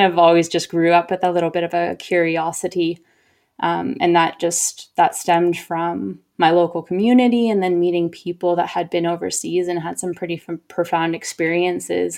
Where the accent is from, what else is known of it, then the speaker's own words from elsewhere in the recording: Oregon, United States; moved away as an adult; also born or lived in Boston / Canada / El Salvador / Chile; now in Sydney, Australia; growing up in Oregon until I was ten